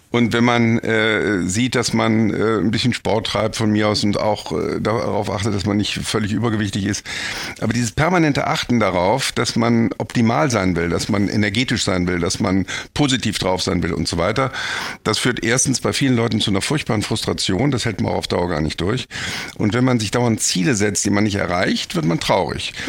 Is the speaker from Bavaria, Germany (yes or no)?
no; Bonn, North Rhine-Westphalia, Germany; ich bin eigentlich Bonner